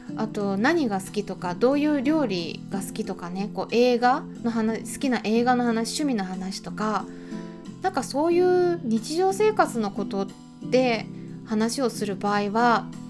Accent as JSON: {"language": "Japanese", "country": "Japan", "said": "私たち日本人"}